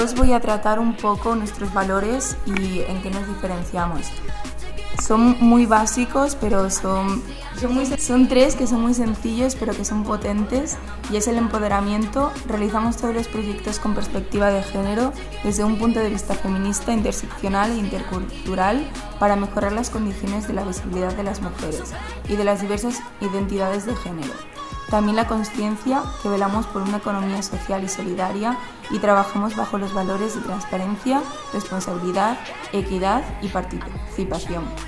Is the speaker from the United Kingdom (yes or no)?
no; Galicia, Spain; tengo 20 años y soy de Galicia